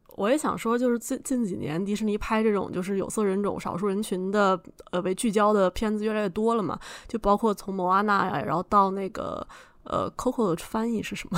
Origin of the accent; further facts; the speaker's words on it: China; 作为一个中国人